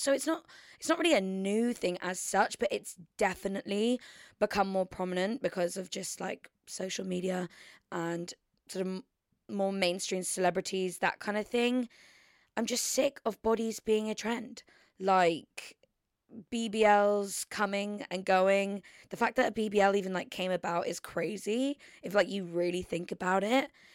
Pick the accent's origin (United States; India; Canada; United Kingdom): United Kingdom; Surrey, South East England; moved away; I've literally been down in Surrey, spending it with my family and my hometown friends